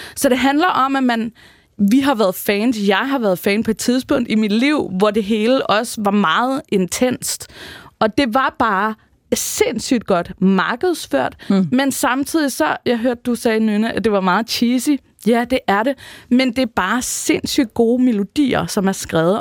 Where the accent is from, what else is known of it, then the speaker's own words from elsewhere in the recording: Rønne, Capital Region of Denmark, Denmark; Rønne på Bornholm, hvor jeg er fra